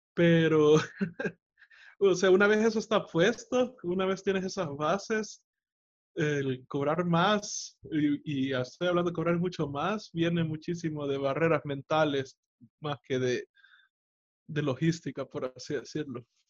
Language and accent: Spanish; El Salvador; en mi país, El Salvador